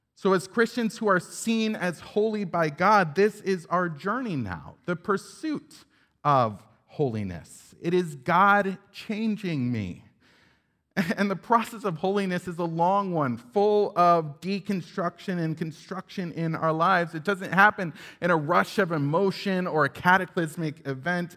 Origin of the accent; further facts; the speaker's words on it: upstate New York, United States; I grew up in Independent Baptist Church in upstate New York